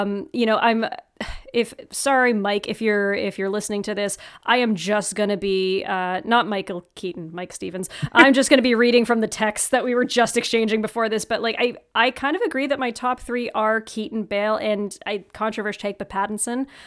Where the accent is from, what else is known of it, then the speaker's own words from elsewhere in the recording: North Bay, Ontario, Canada; moved away as an adult; also born or lived in Oshawa, Ontario; my hometown of North Bay, Ontario